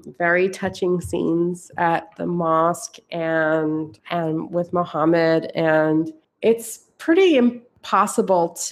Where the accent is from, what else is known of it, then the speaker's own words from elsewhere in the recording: Philadelphia, Pennsylvania, United States; moved away; also born or lived in New York; where I grew up in Philadelphia